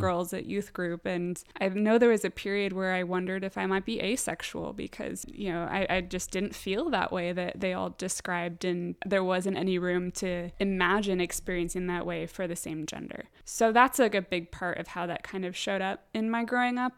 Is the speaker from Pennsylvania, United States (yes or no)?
no; San Diego, California, United States; moved away as an adult; now in Richmond, United States; I am from San Diego, born and raised